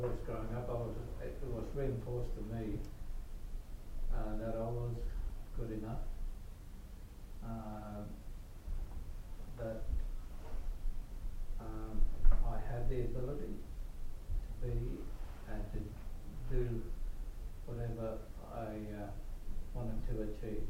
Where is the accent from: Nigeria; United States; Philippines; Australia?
Australia; New South Wales; I come from New South Wales.